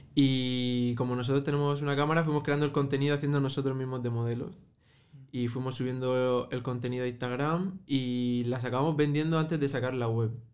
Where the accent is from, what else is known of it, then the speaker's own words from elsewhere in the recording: Murcia, Region of Murcia, Spain; tanto yo como mi hermano somos de origen marroquí, eh, nacidos en Murcia, pero de origen marroquí